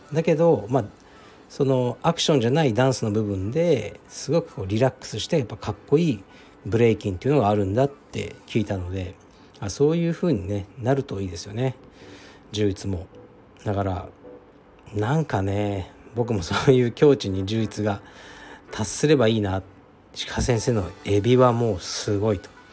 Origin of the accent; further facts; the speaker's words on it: Japan; 僕が日本に生まれた